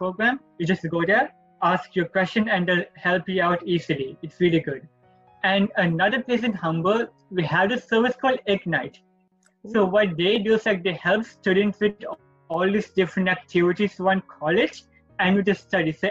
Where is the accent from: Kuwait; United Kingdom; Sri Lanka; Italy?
Sri Lanka; moved away as an adult; now in Toronto, Canada; I'm from... international. I came from Sri Lanka.